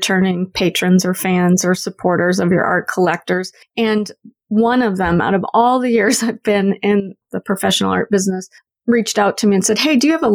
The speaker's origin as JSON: {"language": "English", "region": "the South", "country": "United States", "tie": "born or raised there", "moved": "as an adult", "lives_now": "Canada"}